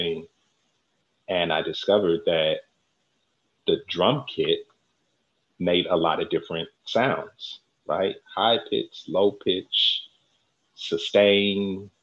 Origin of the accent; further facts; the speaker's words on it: San Francisco Bay Area, California, United States; raised right here in the San Francisco Bay Area